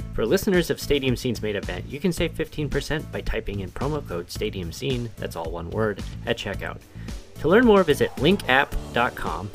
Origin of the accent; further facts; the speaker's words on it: Indianapolis, Indiana, United States; was born and raised in Indianapolis